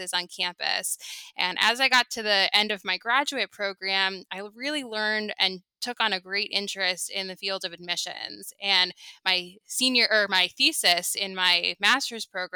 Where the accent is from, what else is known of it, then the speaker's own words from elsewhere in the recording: Long Island, New York, United States; also born or lived in Syosset / Albany; I grew up on Long Island.